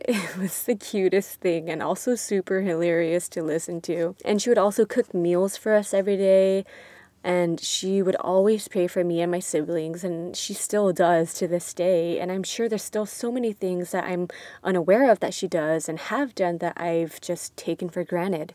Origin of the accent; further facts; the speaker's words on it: Torrance, California, United States; I've had the privilege of growing up in Torrance, California